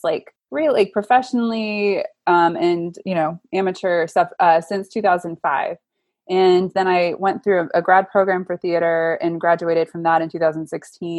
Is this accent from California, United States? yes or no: no; Austin, Texas, United States; moved away as an adult; also born or lived in New York; back to my hometown. So that took us back to Austin